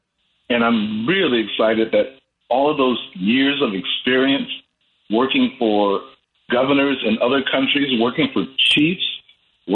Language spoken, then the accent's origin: English; Chicago, Illinois, United States; also born or lived in Solomon Islands; I grew up in Woodlawn, was educated by Catholic nuns, tutored by University of Chicago students